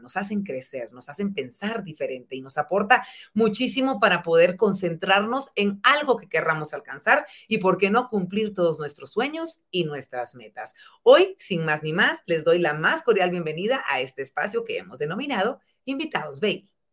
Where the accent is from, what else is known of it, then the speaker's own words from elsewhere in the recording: Guatemala; como guatemaltecos